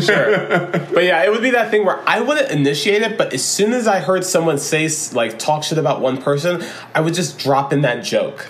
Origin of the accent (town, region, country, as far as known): Florida, United States; born or raised there